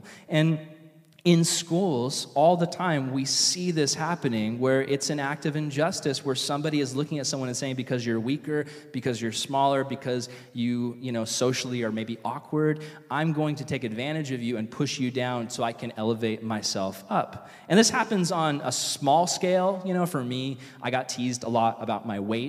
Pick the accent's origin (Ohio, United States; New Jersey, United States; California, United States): California, United States; Vista; I grew up here in Vista, going to high school